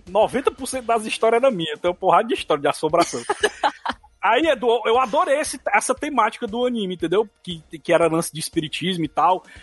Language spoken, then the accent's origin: Portuguese; Minas Gerais, Brazil; Minas. Minas. De Minas.